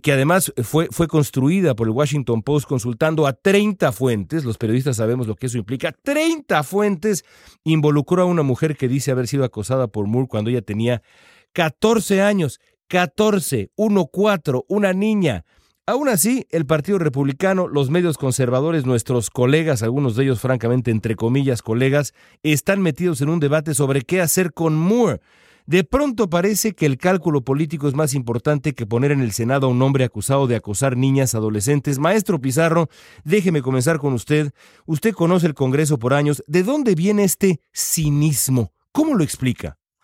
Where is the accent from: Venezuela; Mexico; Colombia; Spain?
Mexico; now in Los Angeles, United States; En México, en México, eh, mi país de origen